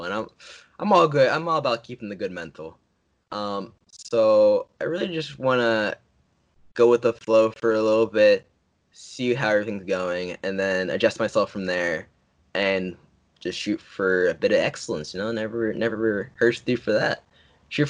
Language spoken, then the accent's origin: English; New Jersey, United States; my home state, New Jersey.